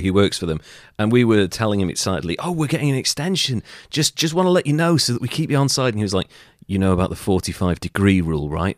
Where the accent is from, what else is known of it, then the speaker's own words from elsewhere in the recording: Wales, United Kingdom; I'm Welsh